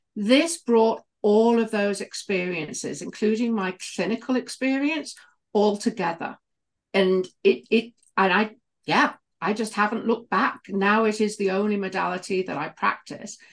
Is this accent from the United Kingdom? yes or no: yes; United Kingdom; accent: British; moved away; I was a midwife for many, many years in the U K. You can probably tell from my accent.